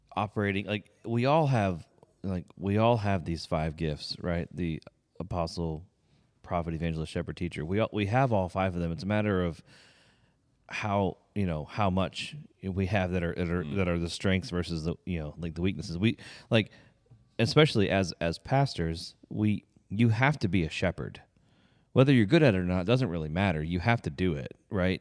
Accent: Pennsylvania, United States; moved away; we grew up in Pennsylvania

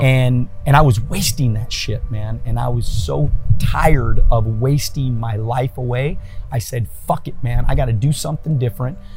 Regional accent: El Monte, California, United States; my my first ten years, I grew up in El Monte, okay. California

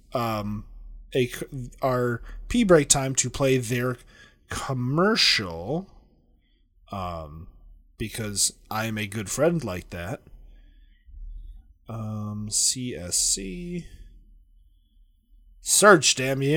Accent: Big Ten area, Midwest, United States; I come from the Big Ten area

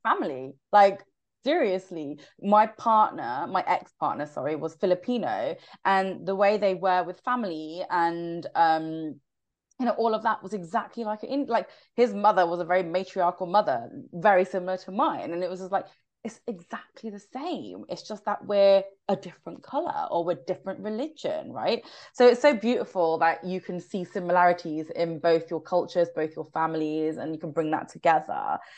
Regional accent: United Kingdom; I'm not just Indian. I'm a British born Indian.

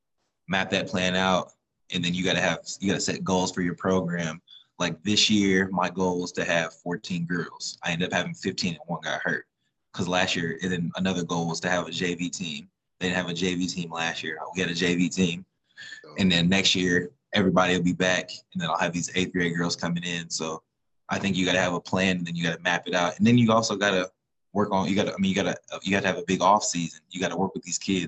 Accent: Indiana, United States; we're from Indiana.

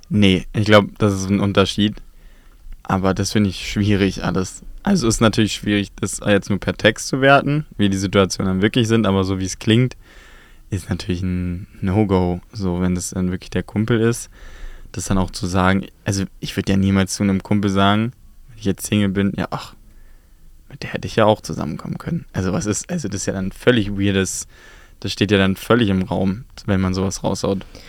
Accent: Berlin, Germany; es ist ja meine Heimat

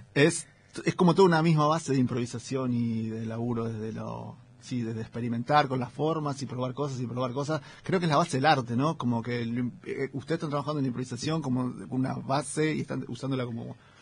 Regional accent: Remedios de Escalada, Buenos Aires Province, Argentina; Yo soy del Gran Buenos Aires, de la, una ciudad llamada Ramírez Escalada, que está en el partido de Lanús, entre Lanús y Banfield.

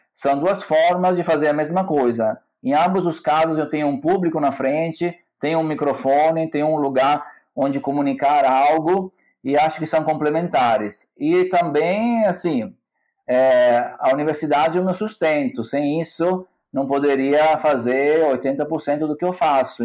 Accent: Salerno, Campania, Italy; Portuguese is a second language; moved away as an adult; also born or lived in Bergamo, Italy / Salvador, Brazil; now in Florianópolis, Brazil; eu nasci em Salerno, que é uma cidade no sul da Itália, perto de Nápoles

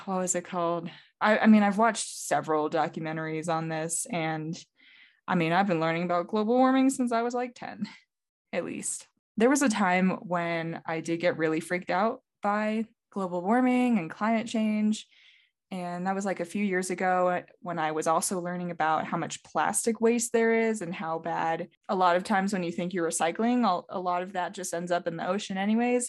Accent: North Carolina, United States; I've been in the Southeast in the same state, North Carolina, for a very long time

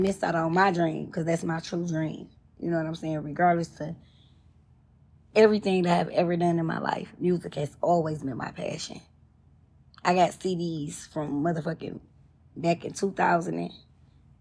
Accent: Detroit, Michigan, United States; moved away as an adult; now in Atlanta, United States; I'm from the East Side.

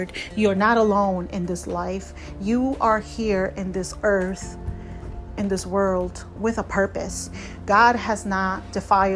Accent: Peru; now in United States; I was born and I was raised in Peru. But right now, this is where I reside in the United States

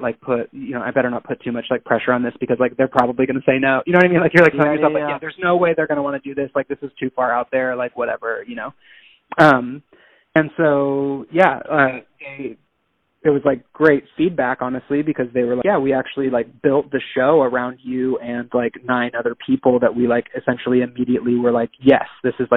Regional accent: Bangkok, Thailand; because I grew up primarily in Bangkok, you know, but I am not a Thai national. I'm not of Thai descent.

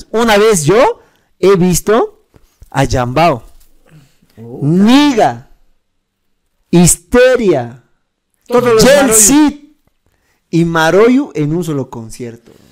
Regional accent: La Paz, Bolivia; Para que entiendan mejor, soy de La Paz, pero estudio en la ESFM, es en un pueblito de Chuquisaca.

